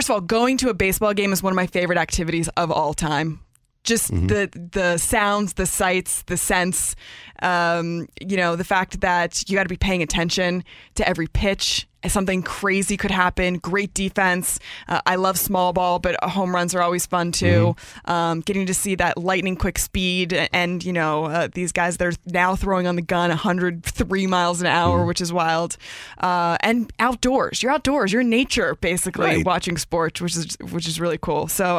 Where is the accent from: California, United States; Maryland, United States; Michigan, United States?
Maryland, United States; Rockville; I grew up in Rockville, Maryland.